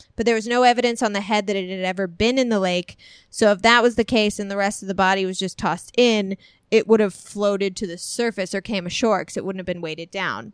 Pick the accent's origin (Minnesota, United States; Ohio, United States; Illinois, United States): Illinois, United States; moved away as an adult; my hometown because I lived there for like 21 years